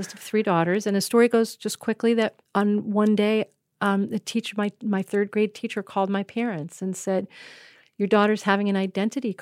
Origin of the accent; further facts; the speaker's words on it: East Brunswick, New Jersey, United States; also born or lived in Rochester, New York; I was born in Rochester, New York, but I was raised in suburban New Jersey